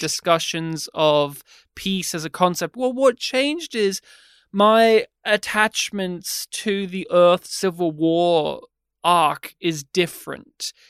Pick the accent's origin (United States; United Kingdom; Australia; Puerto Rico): Australia; we're Australian